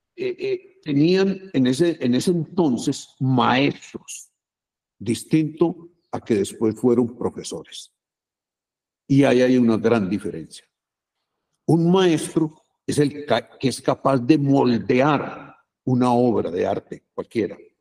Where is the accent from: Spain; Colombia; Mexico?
Colombia; Medellín, Antioquia; Yo, yo nací en Aranjuez, mi papá era maestro de escuela y era el, director de la escuela en donde yo entré